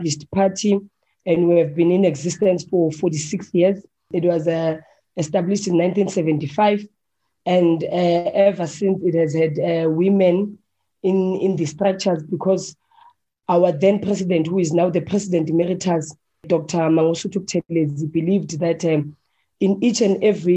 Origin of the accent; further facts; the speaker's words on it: Johannesburg, Gauteng, South Africa; Firstly, I'm a Soweto girl. Yeah, I come from White City